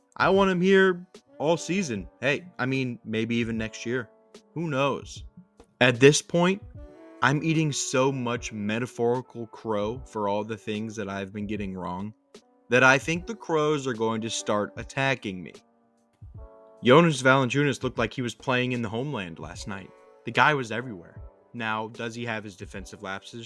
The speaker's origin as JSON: {"language": "English", "town": "New Orleans", "region": "Louisiana", "country": "United States", "said": "for the people in New Orleans, Mardi Gras is something that happens that we do maybe once every three, four years"}